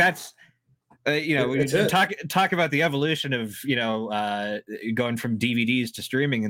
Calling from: Ontario, Canada; So I'm like in between Toronto and Detroit. I'm an hour from Toronto, so I'm only 3 hours to Detroit.

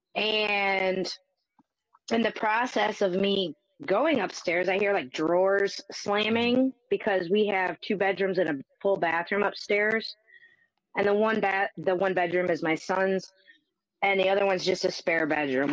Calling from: Northwest Ohio, United States; I am calling from Northwest Ohio as well

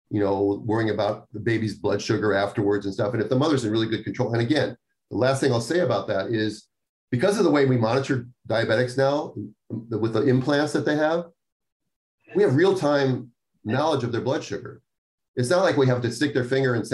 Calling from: Northern Ireland, United Kingdom; I'm listening from Northern Ireland. I'm currently 29 weeks 28 years old, 17 years type 1 diabetic

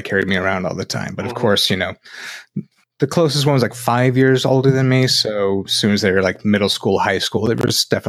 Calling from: Fort Wayne, Indiana, United States; I am broadcasting from Fort Wayne, Indiana.

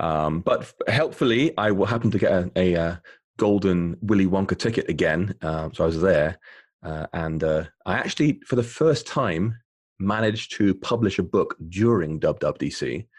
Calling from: Bath, South West England, United Kingdom; I'm calling from rainy Bath in the southwest of England, and it's nice, but it's cold and gray here.

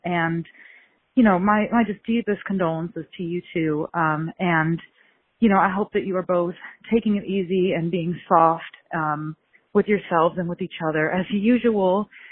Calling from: Columbus, Ohio, United States; I'm calling in from Columbus, Ohio

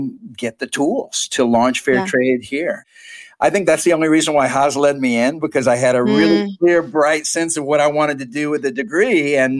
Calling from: United States; also born or lived in Nicaragua

